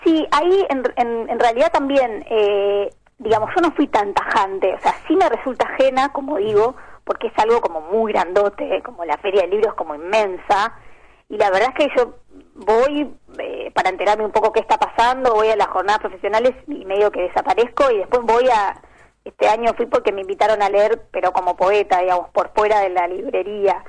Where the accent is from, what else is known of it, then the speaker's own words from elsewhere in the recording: Bahía Blanca, Buenos Aires Province, Argentina; moved away; yo soy de Bahía Blanca y crecí siempre cerca de Montermoso, la playa